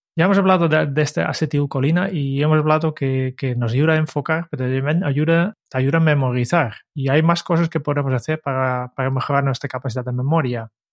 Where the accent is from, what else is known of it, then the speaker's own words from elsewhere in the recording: Netherlands; moved away; soy holandés